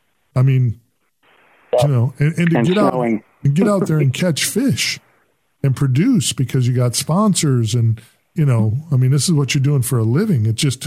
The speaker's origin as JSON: {"language": "English", "area": "Lake Winnebago", "region": "central Wisconsin", "country": "United States", "tie": "born or raised there", "said": "I grew up in Wisconsin, which is what led me to that kind of that question. I grew up in central Wisconsin. I actually grew up on Lake Winnebago"}